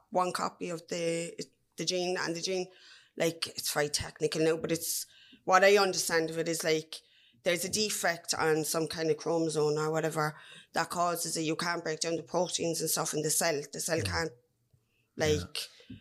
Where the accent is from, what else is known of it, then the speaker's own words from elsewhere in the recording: Cork, Munster, Ireland; I'm from Farnry in the North Side.